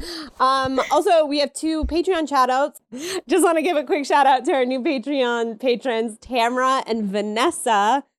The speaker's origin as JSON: {"language": "English", "region": "Pennsylvania", "country": "United States", "said": "I'm from Pennsylvania"}